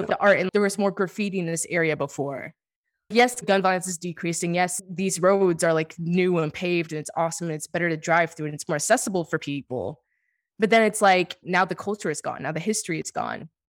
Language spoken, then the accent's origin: English; Washington, District of Columbia, United States; moved away as an adult; also born or lived in New York; I'm from Washington, D C